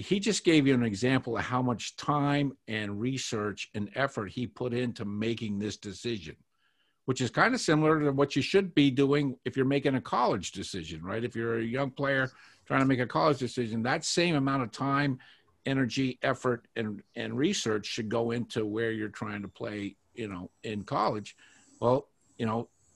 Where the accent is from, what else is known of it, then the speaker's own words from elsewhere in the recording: Boston, Massachusetts, United States; I grew up in Boston